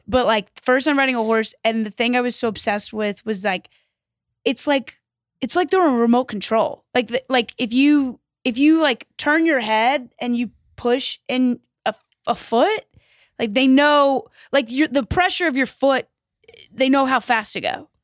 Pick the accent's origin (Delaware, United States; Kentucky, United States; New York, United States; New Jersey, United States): Kentucky, United States; Louisville; moved away; I grew up in Kentucky